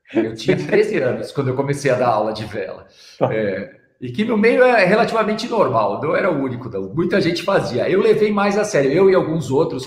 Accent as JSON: {"language": "Portuguese", "region": "São Paulo", "country": "Brazil", "said": "eu sou paulista"}